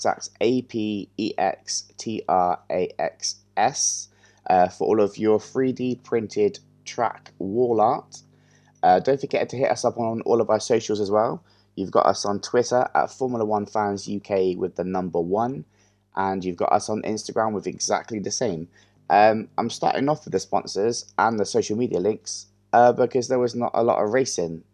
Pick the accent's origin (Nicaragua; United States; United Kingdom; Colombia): United Kingdom; England; as an English person